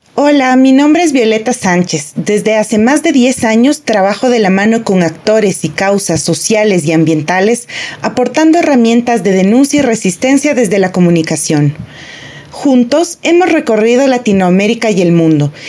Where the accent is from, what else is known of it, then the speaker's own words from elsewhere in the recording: Ecuador; mi compromiso y mi lucha como ecuatoriana